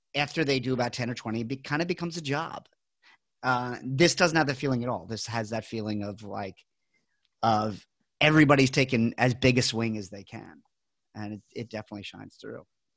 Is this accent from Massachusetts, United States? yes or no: no; New York City, New York, United States; moved away as an adult; also born or lived in Astoria, Queens; now in Chicago, United States; I'm from New York, and I was born in Rockaway Beach. So I was born right off the ocean.